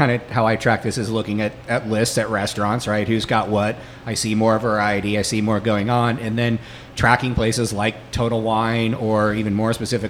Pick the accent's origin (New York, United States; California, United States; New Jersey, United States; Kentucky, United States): California, United States; Bay Area; now in New Orleans, United States; I grew up in California, grew up in the Bay Area.